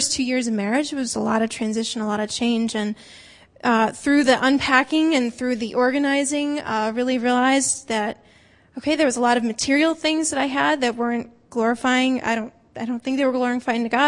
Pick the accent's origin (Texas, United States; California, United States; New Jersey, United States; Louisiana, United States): New Jersey, United States; northern; moved away as an adult; also born or lived in Iowa / Minnesota; now in Massachusetts, United States; I grew up in northern New Jersey